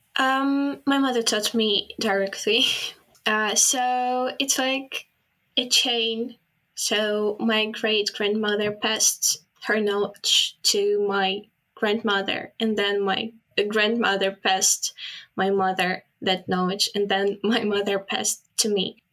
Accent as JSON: {"language": "English", "region": "Kyiv", "country": "Ukraine", "tie": "born or raised there", "moved": "yes", "lives_now": "London, United Kingdom", "said": "I grew up in Kiev"}